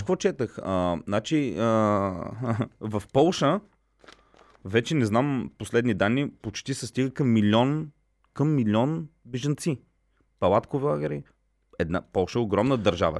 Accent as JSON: {"language": "Bulgarian", "town": "Plovdiv", "region": "Plovdiv Province", "country": "Bulgaria", "said": "нито съм украинец, нито съм руснак. Аз съм плодивчанин."}